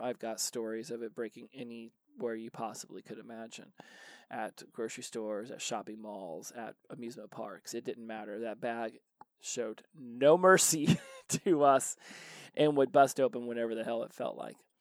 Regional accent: Indiana, United States; also born or lived in Columbus, Indiana / Daytona Beach, Florida; we moved from Indianapolis to a farm in Columbus, Indiana. And uh, we did that for two years, uh, where I did middle school, and then we went to Daytona Beach for two years

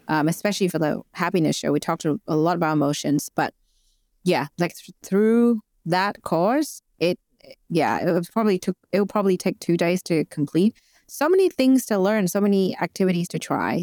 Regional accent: Vietnam; moved away as an adult; now in Australia; I am an immigrant in Australia. I moved here five years ago, and Uh, I'm originally from Vietnam

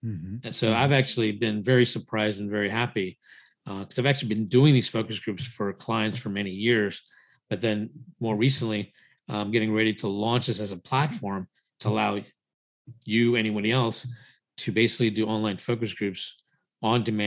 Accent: United States; also born or lived in India; raised in the US since the age of 4

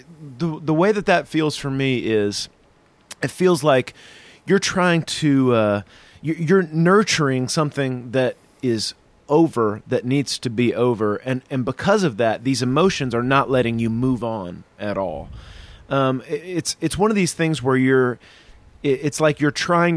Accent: the South, United States; now in Chicago, United States; I'm from the South

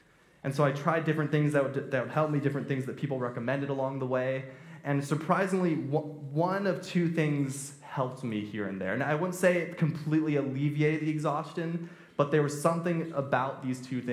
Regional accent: Temecula, California, United States; I'm from Temecula, I'm actually not from Redlands, and I grew up there. My parents moved there when I was four

